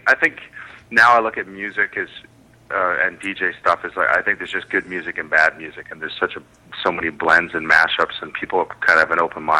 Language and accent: English; East Coast of Canada, Canada; now in Vancouver, Canada; I'm in Vancouver right now. I'm originally from the East Coast.